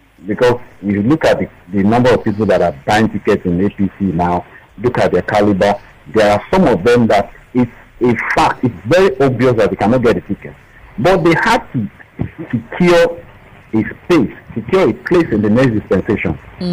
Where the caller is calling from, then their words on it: Ikeja, Lagos, Nigeria; I'm calling from Ikeja.